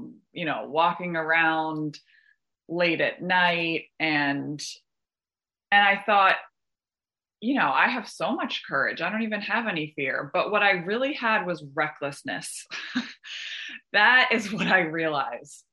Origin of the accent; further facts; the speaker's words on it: Westchester, New York, United States; I'm from Westchester, that's where I came into program, in New York